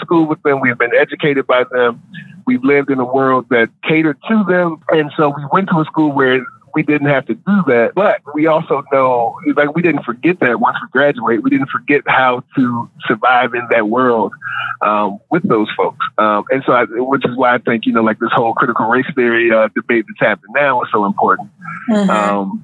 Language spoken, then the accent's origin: English; Charlottesville, Virginia, United States; I grew up in Charlottesville